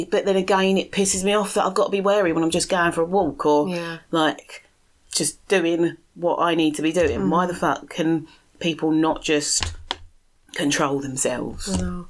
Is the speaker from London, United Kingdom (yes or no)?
yes; London, United Kingdom; I grew up in Southeast London